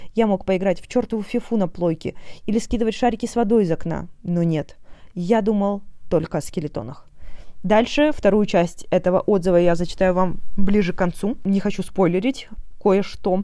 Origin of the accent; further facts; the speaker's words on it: Omsk, Omsk Oblast, Russia; всё своё детство провела в Омске